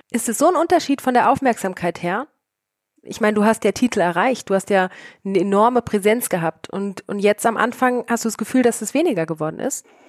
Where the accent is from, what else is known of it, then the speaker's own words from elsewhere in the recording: Germany; als Deutsche